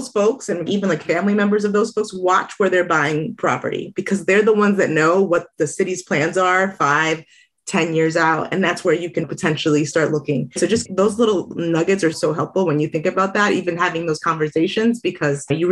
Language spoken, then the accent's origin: English; South Florida, United States; now in Tucson, United States; I'm originally from South Florida